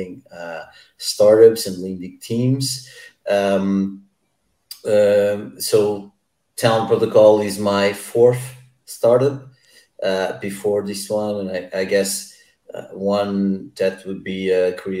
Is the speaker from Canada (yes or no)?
no; Lisbon, Portugal; I'm from Lisbon, computer science. I studied at Tecnico